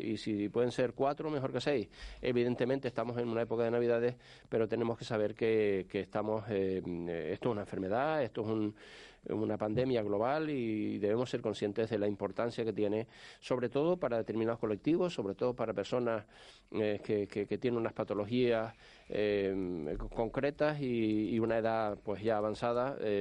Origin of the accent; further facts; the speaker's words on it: El Pinar, Canary Islands, Spain; yo, nací aquí, yo soy herreño y yo me acuerdo perfectamente de mis abuelos y la gente de, del Pinar, de mi pueblo